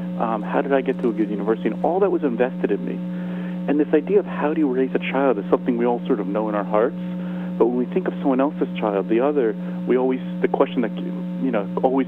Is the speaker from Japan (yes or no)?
no; London, United Kingdom; also born or lived in United States; I'm American by birth, but I was raised in London.